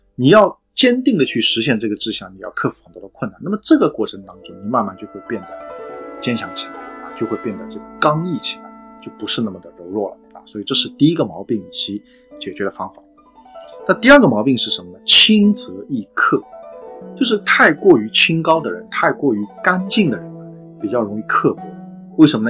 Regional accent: China; 可能我们中国人只能去感受

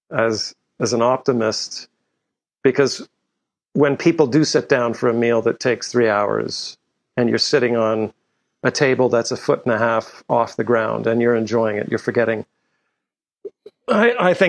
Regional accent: Canada; also born or lived in Europe; I grew up in Europe and in Canada.

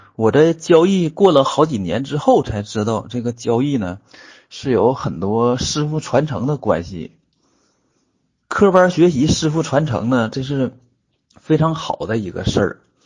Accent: Northeast China, China; accent: Northeastern (Dongbei) dialect; 我们东北话

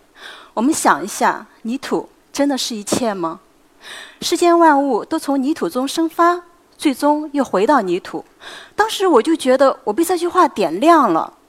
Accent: China; 我们中国人

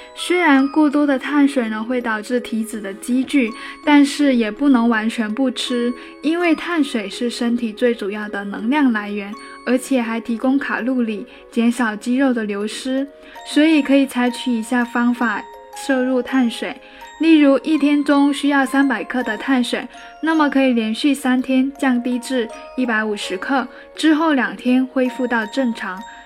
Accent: China; 我们中国人

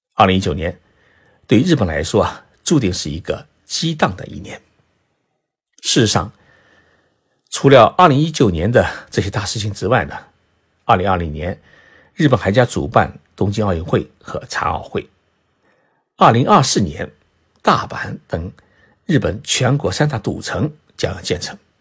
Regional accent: China; 我们中国人呢，喜欢是替天行道，人人都会惦记着皇位

